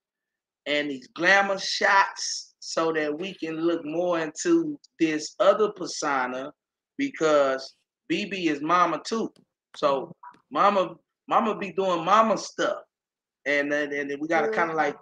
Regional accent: Austin, Texas, United States; I'm from Austin

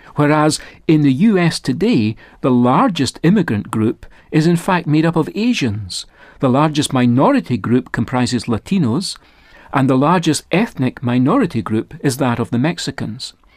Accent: Scotland, United Kingdom; I was raised on the north side of the border that divides Scotland and England

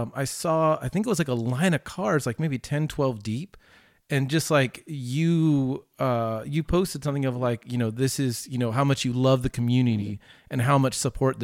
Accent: Southern California, United States; now in Dallas-Fort Worth area, United States; I'm originally from Southern California

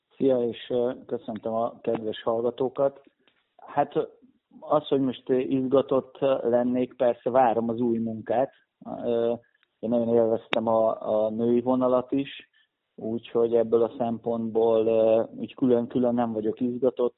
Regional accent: Pécs, Baranya, Hungary; ide születtem, én Pécsi vagyok

